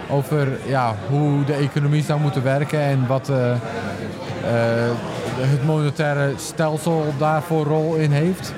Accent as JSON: {"language": "Dutch", "country": "Netherlands", "tie": "born or raised there", "also_born_or_lived": "England", "said": "Ik ben opgegroeid in Nederland"}